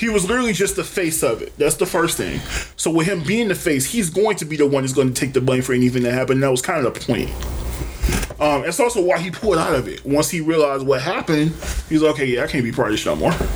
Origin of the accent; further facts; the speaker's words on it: Detroit, Michigan, United States; I was from Detroit